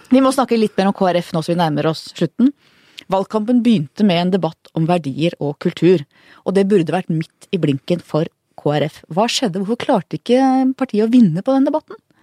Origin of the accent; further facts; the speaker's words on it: Oslo, Norway; bodde på Manglerud faktisk, der jeg vokste opp